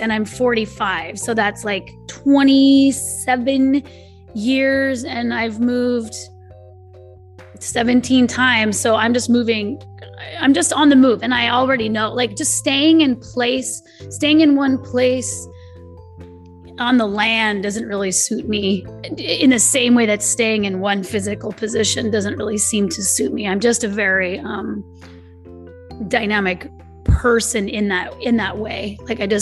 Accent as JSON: {"language": "English", "region": "California", "country": "United States", "tie": "born or raised there", "said": "I'm from California"}